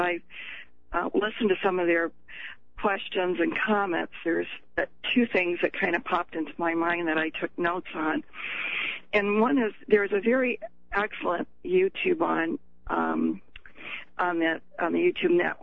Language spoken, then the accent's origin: English; Michigan, United States; I'm from Michigan